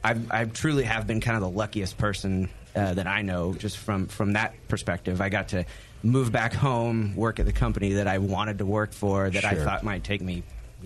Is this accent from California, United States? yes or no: yes; Chico, California, United States; moved away; I grew up in Chico.